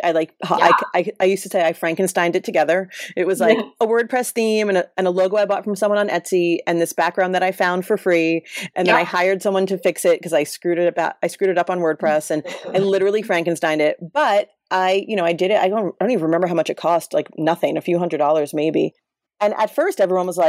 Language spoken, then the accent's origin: English; New York City, New York, United States; now in Los Angeles, United States; I'm from Brooklyn in a fairly like middle class family.